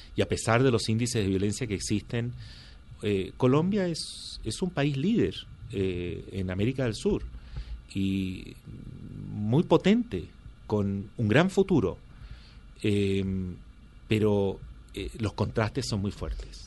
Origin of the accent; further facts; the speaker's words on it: Chile; moved away; yo crecí, eh, eh, mi, adolescencia y toda mi juventud y estudios universitarios los hice en Chile bajo la dictadura de Pinochet